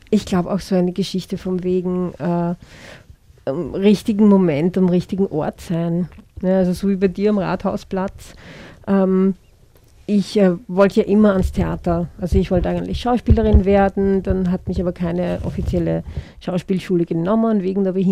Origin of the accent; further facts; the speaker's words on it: Vienna, Austria; born there; Ich bin in Wien geboren und bin äh, Tänzerin und Performerin